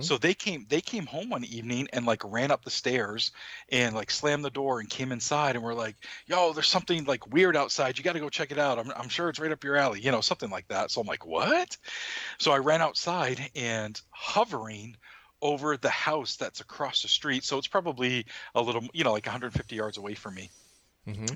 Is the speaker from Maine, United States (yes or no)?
yes; Maine, United States; my home state